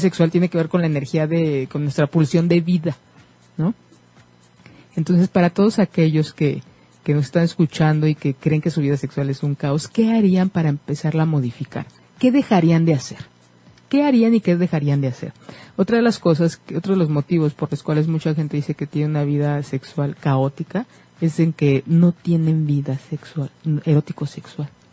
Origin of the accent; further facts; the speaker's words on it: Mexico; como mexicanos